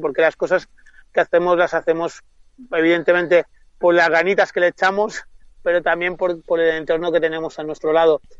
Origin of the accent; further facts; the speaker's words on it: Mallorca, Balearic Islands, Spain; mi tierra